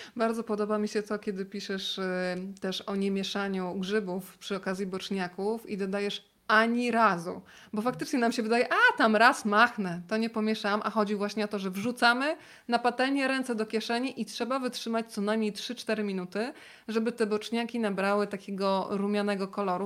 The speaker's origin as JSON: {"language": "Polish", "town": "Rzeszów", "region": "Subcarpathian Voivodeship", "country": "Poland", "moved": "yes", "said": "u mnie w Rzeszowie tego majonezu tyle nie było"}